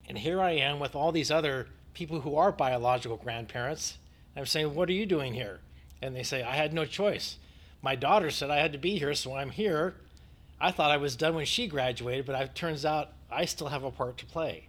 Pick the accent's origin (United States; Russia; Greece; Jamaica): United States; also born or lived in Northern California; I'm from the United States